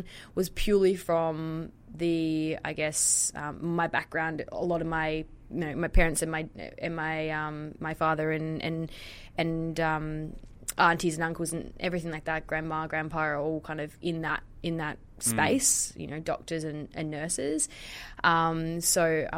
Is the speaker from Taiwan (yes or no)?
no; Tasmania, Australia; So I grew up in Tassie